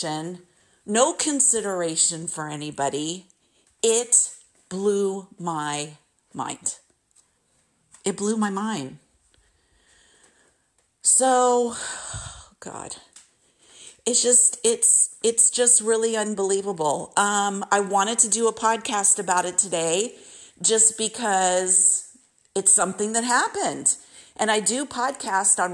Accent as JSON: {"language": "English", "country": "United States", "said": "as an American, sometimes when I've traveled overseas, I've had people say to me, \"You're so nice. Don't tell them you're from the United States.\""}